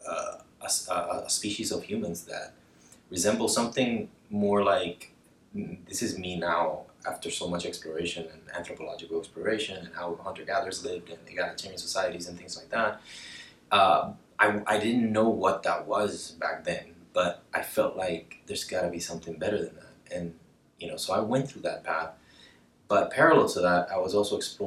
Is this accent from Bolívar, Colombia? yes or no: yes; Cartagena, Bolívar, Colombia; I grew up in Colombia, in Cartagena.